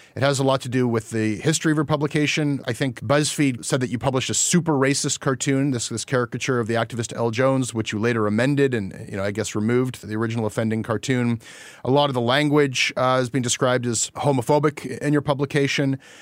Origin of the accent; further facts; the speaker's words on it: Canada; as a Canadian journalist